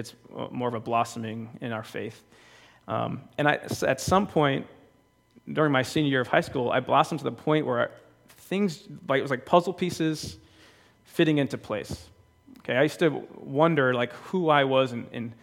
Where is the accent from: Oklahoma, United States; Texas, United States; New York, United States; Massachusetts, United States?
Massachusetts, United States; Bridgewater; We belonged to a church called St. John's when I was growing up. I'm from Bridgewater, Massachusetts.